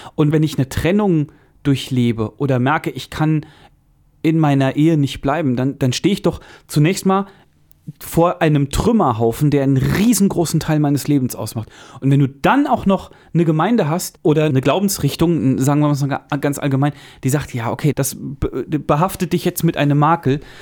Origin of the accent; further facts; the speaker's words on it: Central Hesse, Germany; bei uns in Mittelhessen